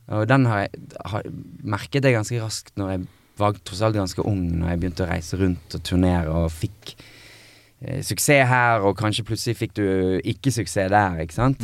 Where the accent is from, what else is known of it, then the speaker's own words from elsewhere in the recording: Bergen, Vestland, Norway; moved away as an adult; also born or lived in Los Angeles; Og så var jeg hjemme i Bergen hos min mor